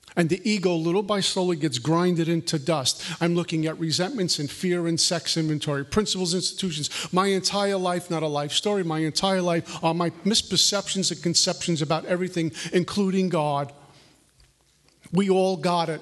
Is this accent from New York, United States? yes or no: yes; New York City, New York, United States; I grew up in Brooklyn, New York, the capital of materialism